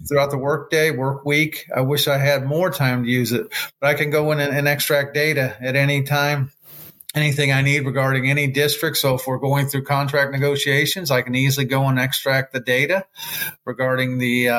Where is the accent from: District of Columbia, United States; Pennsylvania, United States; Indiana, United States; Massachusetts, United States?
Indiana, United States; Gary; now in Atlanta, United States; I grew up in Gary, Indiana